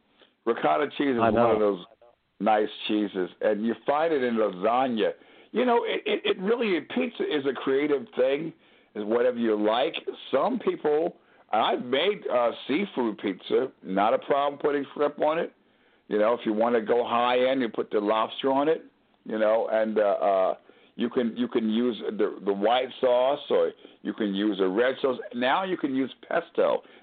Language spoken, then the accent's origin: English; Northeast, United States; now in New Orleans, United States; It's funny when you and I come from the Northeast, and the guy says, forget about it.